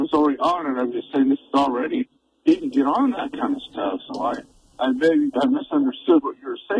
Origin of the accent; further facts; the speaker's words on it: Kentucky, United States; I'm actually from Kentucky, but I'm visiting here.